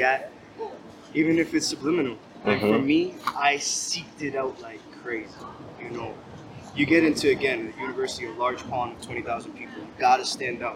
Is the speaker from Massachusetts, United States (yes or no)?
yes; Salem, Massachusetts, United States; also born or lived in Connecticut; my growing up in Salem